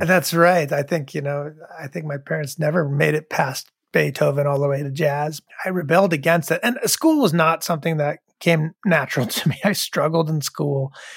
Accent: Rhode Island, United States; I was growing up in Rhode Island

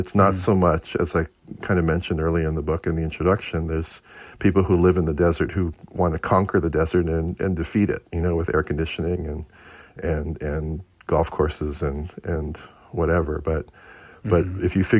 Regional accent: Hawaii, United States; I'm from Hawaii, which is pretty green and wet

